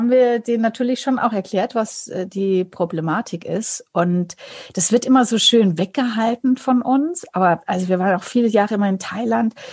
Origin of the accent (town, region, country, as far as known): Bavaria, Germany